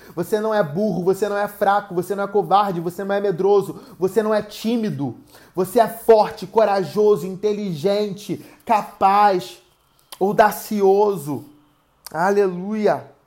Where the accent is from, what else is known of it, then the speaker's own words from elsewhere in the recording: Rio de Janeiro, Brazil; Eu sou da cidade do Rio de Janeiro, numa região que se chama Recreio dos Bandeirantes